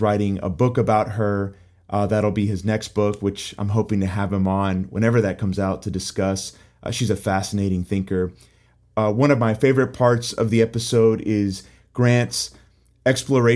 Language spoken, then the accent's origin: English; Puerto Rico; I'm originally from Puerto Rico